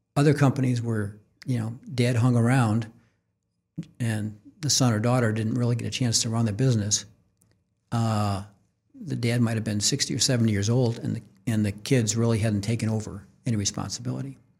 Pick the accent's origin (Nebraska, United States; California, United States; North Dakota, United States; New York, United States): New York, United States; Orchard Park; moved away as an adult; also born or lived in Syracuse, New York; now in Kansas City, United States; we went to high school in, in, in Orchard Park, home of the Buffalo Bills